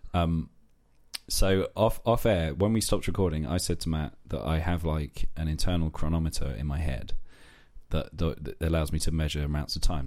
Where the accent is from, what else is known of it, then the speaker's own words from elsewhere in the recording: London, United Kingdom; moved away; I grew up in South East London, so my T H's for a long time were f, fuzz